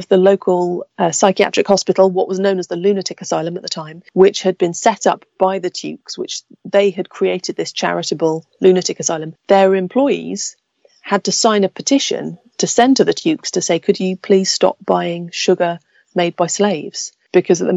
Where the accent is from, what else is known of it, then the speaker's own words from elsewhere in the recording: United Kingdom; as a British people